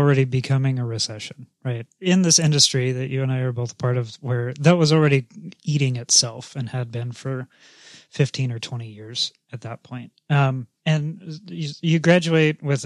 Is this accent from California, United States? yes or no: yes; California, United States; also born or lived in East Coast; as a Californian who has lived back east, I still, I've been back here in California long enough